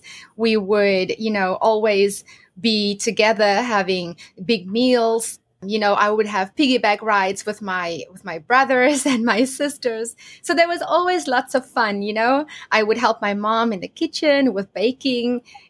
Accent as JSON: {"language": "English", "country": "South Africa", "tie": "born or raised there", "said": "So I grew up in South Africa, and I was born in a small town, and I grew up on a farm with my family."}